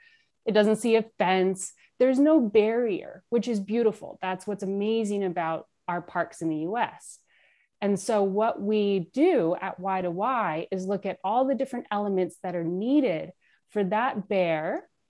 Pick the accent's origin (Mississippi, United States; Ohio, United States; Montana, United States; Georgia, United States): Montana, United States; I've been a part and aware of the organization since I was a young girl growing up in Southwest Montana.